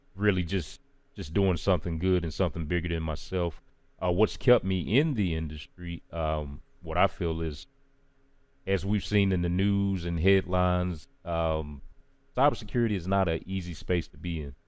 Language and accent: English; Charlotte, North Carolina, United States; out of Charlotte, North Carolina, born and raised.